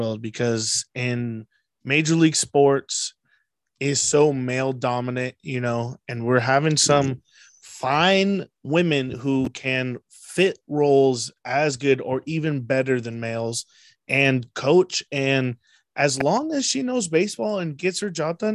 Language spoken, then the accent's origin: English; San Diego, California, United States; we're from San Diego